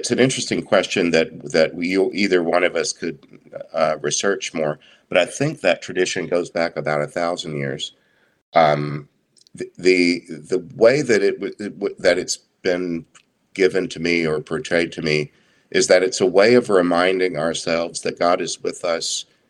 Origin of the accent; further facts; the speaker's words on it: Southeast Texas, United States; I grew up in Southeast Texas